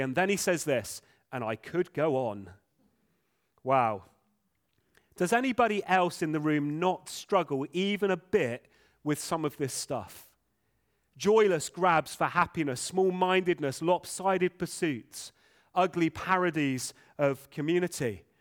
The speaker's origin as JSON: {"language": "English", "region": "England", "country": "United Kingdom", "first_language": "English", "said": "English folk, many of us. Uh, English is our first language."}